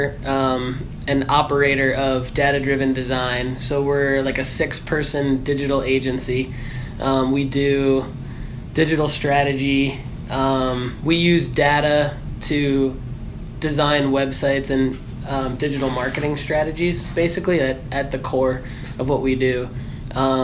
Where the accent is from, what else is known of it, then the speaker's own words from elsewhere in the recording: Michigan, United States; I'm originally from Michigan